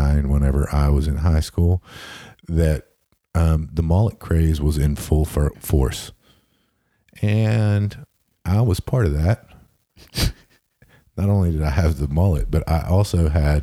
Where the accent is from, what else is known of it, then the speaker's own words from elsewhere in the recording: Huntington, West Virginia, United States; moved away; I was just there in my hometown of Huntington, West Virginia for the holidays